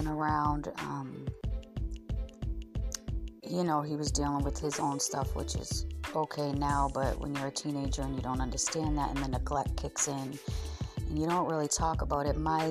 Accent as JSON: {"language": "English", "region": "Massachusetts", "country": "United States", "tie": "born or raised there", "said": "I grew up in Massachusetts with two sisters"}